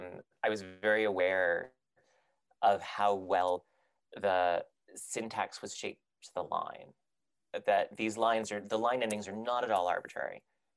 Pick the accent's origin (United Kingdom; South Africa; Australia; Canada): United Kingdom; England; accent: British; also born or lived in Texas, United States; I had a very, very heavy British accent when I was a child, when I was like six. Mm-hmm. I had lived in England basically my entire speaking, I was born in Texas, but then I lived in England